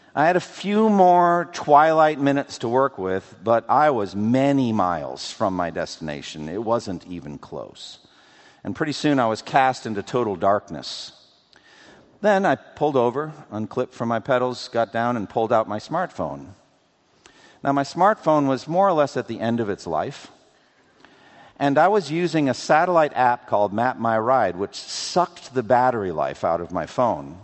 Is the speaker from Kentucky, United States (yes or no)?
no; Framingham, Massachusetts, United States; when I was growing up in Boston, eastern Massachusetts. We would drive from my home in Framingham